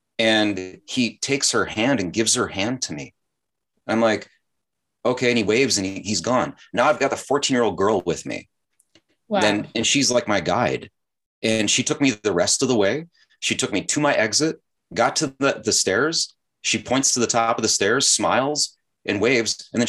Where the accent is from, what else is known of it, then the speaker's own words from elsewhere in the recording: Chicago, Illinois, United States; now in South Korea; I came from Chicago too, so maybe that's why.